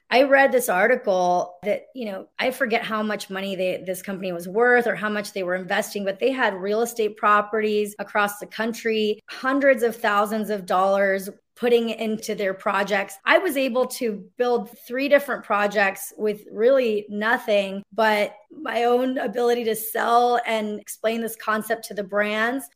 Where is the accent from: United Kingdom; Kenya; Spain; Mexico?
Mexico; Mexico City; moved away; also born or lived in Los Angeles; I'm Mexican. I come from, you know, I was born in Mexico City